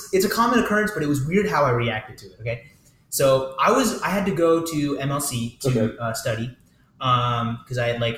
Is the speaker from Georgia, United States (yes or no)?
yes; Georgia, United States; I was born and raised in Georgia.